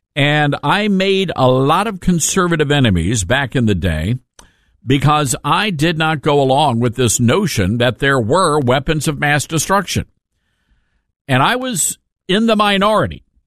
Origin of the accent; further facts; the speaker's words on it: Memphis, Tennessee, United States; I live in Memphis, my hometown